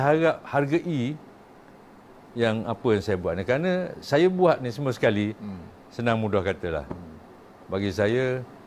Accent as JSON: {"language": "Malay", "town": "Kemaman", "region": "Terengganu", "country": "Malaysia", "tie": "born or raised there", "moved": "yes", "said": "saya anak Kemaman. Saya orang Kemaman, budak Kemaman, besar Kemaman mak ayah saya mati di Kemaman."}